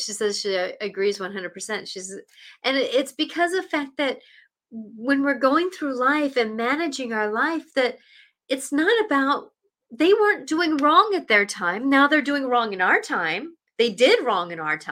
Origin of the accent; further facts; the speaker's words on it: Seattle, Washington, United States; And I grew up in Seattle. I grew up basically 15 minutes from downtown